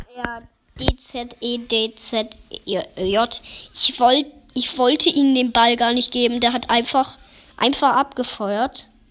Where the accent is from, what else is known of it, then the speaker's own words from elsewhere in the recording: Germany; Ich bin kein Englischer, ich bin Deutscher